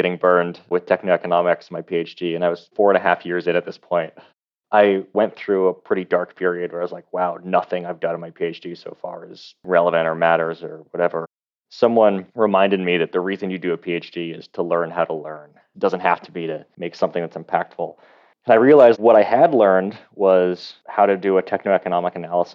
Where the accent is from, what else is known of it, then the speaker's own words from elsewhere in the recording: Seattle, Washington, United States; also born or lived in Idaho; As a kid, I grew up in Seattle, half in Idaho